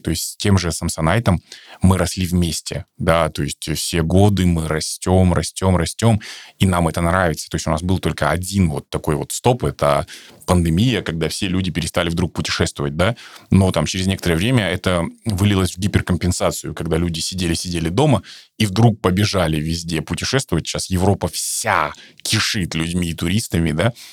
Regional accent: Kazakhstan; наш казахстанский русский

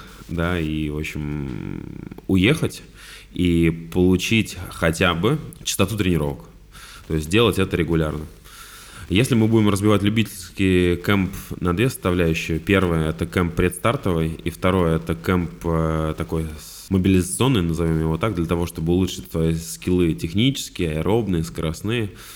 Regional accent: Vladimir, Vladimir Oblast, Russia; я вообще из Владимира сам

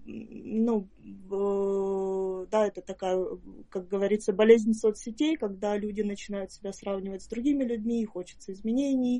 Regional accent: Perm, Perm Krai, Russia; also born or lived in Moscow / Saint Petersburg; now in Ukraine; я э, родилась в Перми

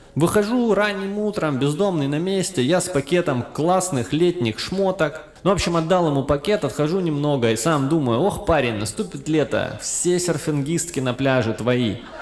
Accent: Krasnodar, Krasnodar Krai, Russia; now in Tula, Russia; Я тут с юга, я из Краснодара, переехал в Тулу

